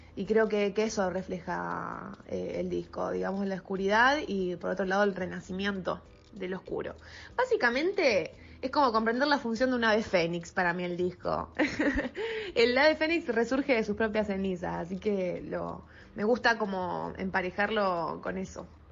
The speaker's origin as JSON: {"language": "Spanish", "town": "Rosario", "region": "Santa Fe", "country": "Argentina", "tie": "born or raised there", "said": "nací acá en Rosario"}